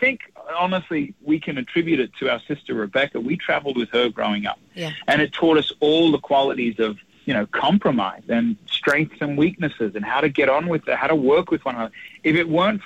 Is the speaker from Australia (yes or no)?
yes; Australia; now in United States; I am an Australian living in America